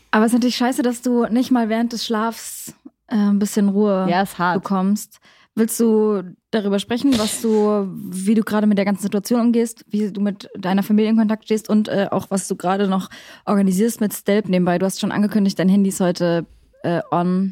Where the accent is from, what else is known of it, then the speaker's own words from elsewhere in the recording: Leipzig, Saxony, Germany; Wir kommen aus Leipzig